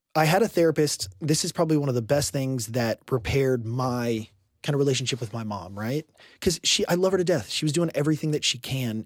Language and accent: English; Houston, Texas, United States; I grew up in Houston, Texas